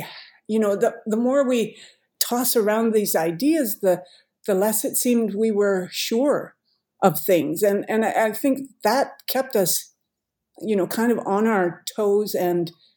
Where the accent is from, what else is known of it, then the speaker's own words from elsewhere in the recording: Saskatoon, Saskatchewan, Canada; moved away as an adult; also born or lived in British Columbia; now in St. Catharines, Canada; Erica and I come from Saskatoon.